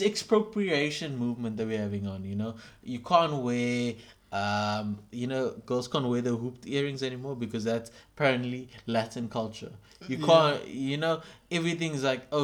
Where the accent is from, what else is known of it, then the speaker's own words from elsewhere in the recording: South Africa; as a South African